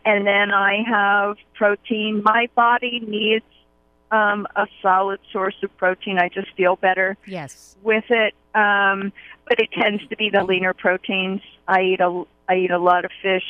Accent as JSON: {"language": "English", "town": "Pittsburgh", "region": "Pennsylvania", "country": "United States", "tie": "born or raised there", "said": "I grew up in Pittsburgh, Pennsylvania"}